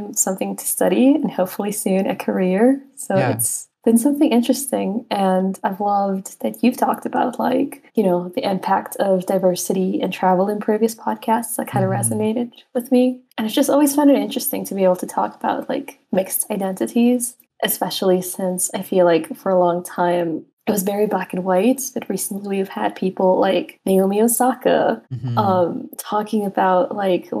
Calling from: Quito, Pichincha, Ecuador; I'm calling from Quito, Ecuador

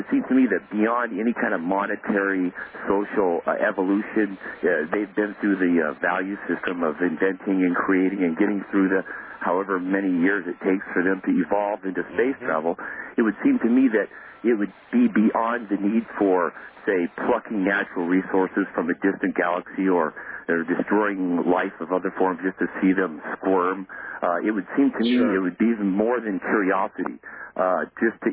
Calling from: Maui, Hawaii, United States; I'm calling from Maui.

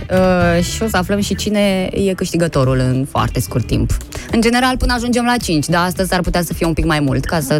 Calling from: Italy; Eu sunt din Italia vă sunăm.

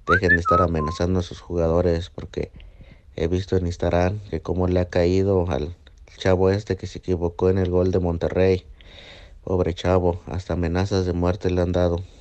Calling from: Virginia, United States; saludándolos desde Virginia otra vez.

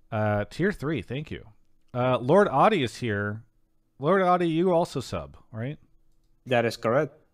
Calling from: New York City, New York, United States; I'm calling from Queens, New York, the best time zone.

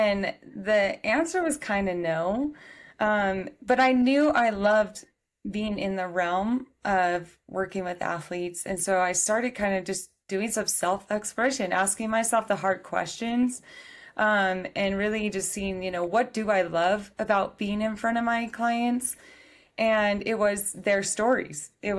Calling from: Colorado, United States; I'm back in Colorado from a week away in New Mexico.

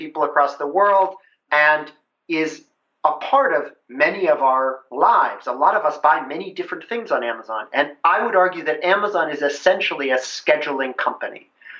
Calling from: Seattle, Washington, United States; I'm calling you from Seattle.

